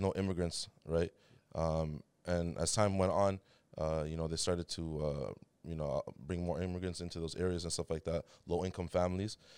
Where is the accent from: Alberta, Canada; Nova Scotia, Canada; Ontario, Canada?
Ontario, Canada; Toronto; also born or lived in Riyadh, Saudi Arabia; Grew up in downtown Toronto